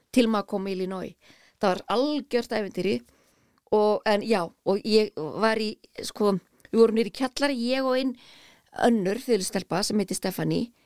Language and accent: Icelandic; Garðabær, Capital Region, Iceland; ég elst upp í Garðabæ